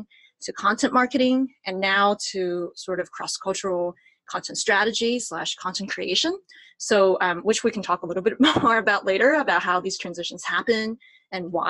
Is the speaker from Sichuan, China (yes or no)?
yes; Sichuan, China; moved away as an adult; also born or lived in Virginia, United States; now in San Francisco, United States; I was born and raised in Sichuan, China, and I moved to the United States to attend UVA, our alma mater, for college